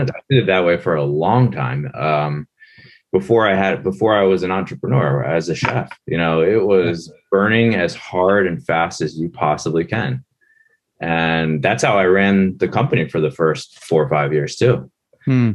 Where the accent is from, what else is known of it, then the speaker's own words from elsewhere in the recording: Linthicum, Maryland, United States; The town I grew up in is called Linthicum, Maryland